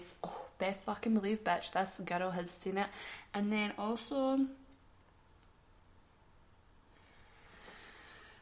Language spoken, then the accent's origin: English; Glasgow, Scotland, United Kingdom; I'm a Glaswegian